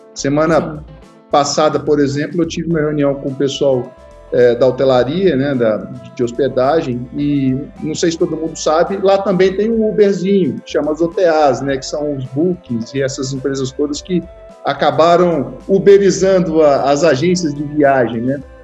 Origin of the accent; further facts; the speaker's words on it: Minas Gerais, Brazil; eu sou mineiro